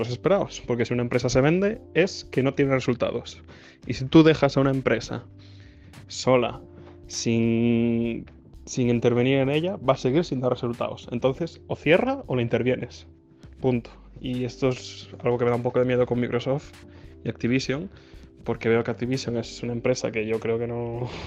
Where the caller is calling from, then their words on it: Vigo, Galicia, Spain; de Vigo.